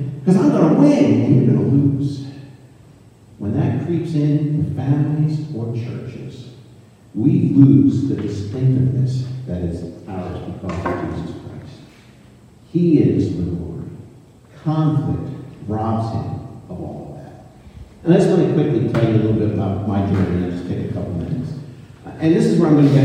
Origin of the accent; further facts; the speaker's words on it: United States; also born or lived in Northern Michigan; And don't think I'm not patriotic. I love our country.